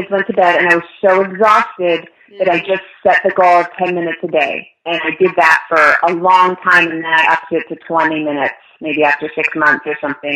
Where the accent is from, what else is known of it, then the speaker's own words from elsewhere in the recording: Orange County, California, United States; also born or lived in Los Angeles / Glendale; now in Long Beach, United States; I grew up in Orange County